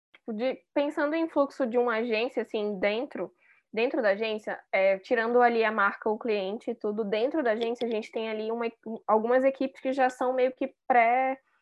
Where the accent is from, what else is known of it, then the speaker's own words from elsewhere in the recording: Manaus, Amazonas, Brazil; moved away as an adult; now in São Paulo, Brazil; eu sou manauara, mas moro em São Paulo tem, é, acho que vai fazer três anos agora